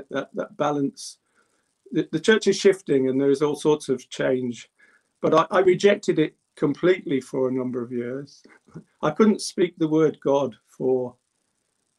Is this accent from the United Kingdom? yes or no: yes; Birmingham, West Midlands, United Kingdom; I was born in England. I am English, but my parents were immigrants. And we lived in the central part of Birmingham called Handsworth.